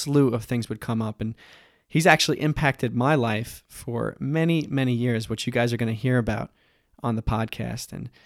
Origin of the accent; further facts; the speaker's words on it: Long Island, New York, United States; We actually come from the same island, Long Island